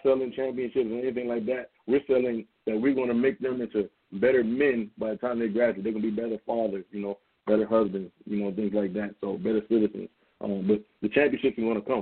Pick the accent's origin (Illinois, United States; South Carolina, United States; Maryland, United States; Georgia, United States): South Carolina, United States; Charleston; moved away; me and him both being from, from from Charleston, South Carolina